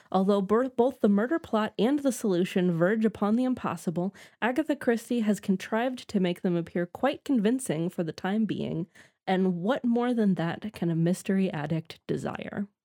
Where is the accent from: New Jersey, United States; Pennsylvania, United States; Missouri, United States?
Missouri, United States; St. Louis; growing up in St. Louis. Yes, we, we both grew up in St.